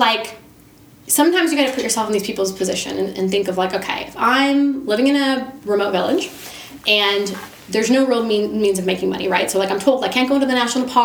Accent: United States; I am from America.

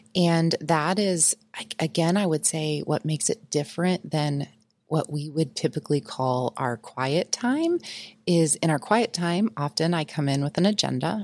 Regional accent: United States; I was raised in the Quad City, or south of the Quad Cities, which is Illinois, Iowa border

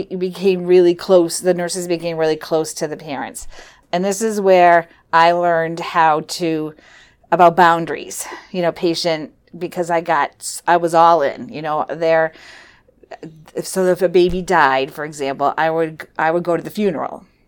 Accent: Weare, New Hampshire, United States; also born or lived in Philadelphia, Pennsylvania; I grew up in Ware, New Hampshire

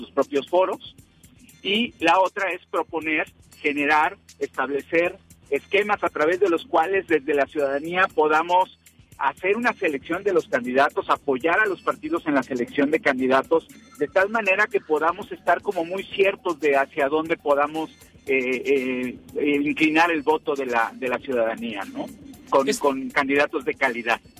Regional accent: Mexico; como mexicanos

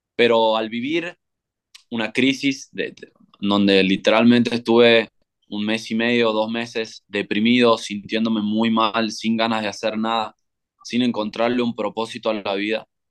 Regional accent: Tucumán, Argentina; moved away as an adult; also born or lived in Tulum, Mexico / San Cristóbal de las Casas, Mexico; yo soy de Tucumán, Argentina, en el norte de Argentina

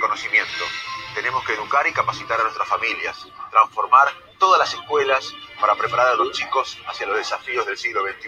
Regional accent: Quilmes, Buenos Aires Province, Argentina; yo soy de Quilmes

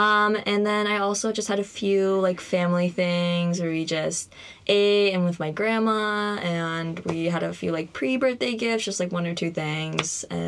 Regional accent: Bangkok, Thailand; born there; I am also a senior, and a fun fact about myself is that I was born in Bangkok, Thailand.

